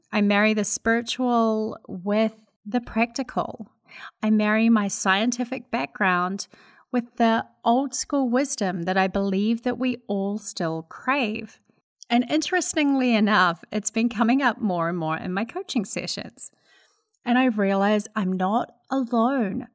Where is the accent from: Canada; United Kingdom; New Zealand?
New Zealand; accent: Kiwi; now in United States; I'm a Kiwi living in America